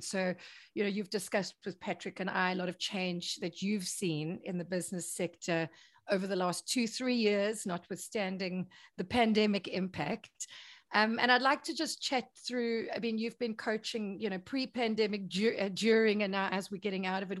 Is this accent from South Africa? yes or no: yes; South Africa; I'm South African